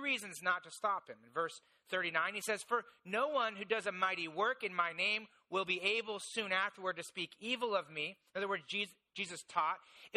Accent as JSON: {"language": "English", "region": "Indiana", "country": "United States", "tie": "born or raised there", "said": "I grew up in Indiana, and so in Indiana, there's basically three things"}